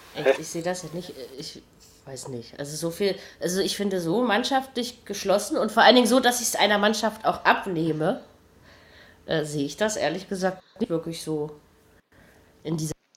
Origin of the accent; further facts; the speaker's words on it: East Germany, Germany; als Ossi